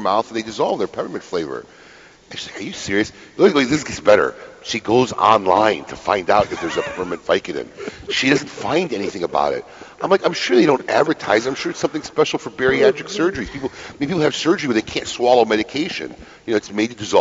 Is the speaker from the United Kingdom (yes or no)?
no; Illinois, United States; now in Florida, United States; I grew up in the Midwest in Illinois